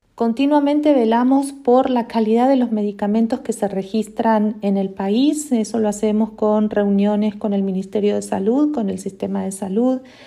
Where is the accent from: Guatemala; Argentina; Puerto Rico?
Argentina; moved away as an adult; now in Costa Rica; soy argentina, tengo 22 años, más de 22 años de haberme ido de, Argentina. Hace más de 17 años que vivo en Costa Rica